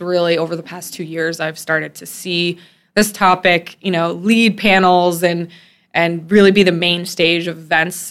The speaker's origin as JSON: {"language": "English", "town": "Oswego", "region": "New York", "country": "United States", "tie": "born or raised there", "said": "I grew up in a very small town called Oswego, New York"}